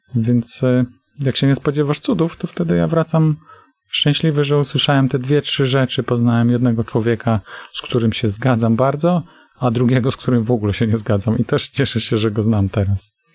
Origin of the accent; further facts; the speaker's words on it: Tricity, Pomeranian Voivodeship, Poland; Oba jesteśmy z Trójmiasta